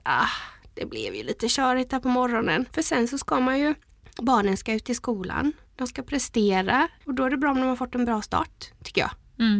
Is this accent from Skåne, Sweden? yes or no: no; Gränna, Jönköping County, Sweden; Jag är ju uppvuxen i Gränna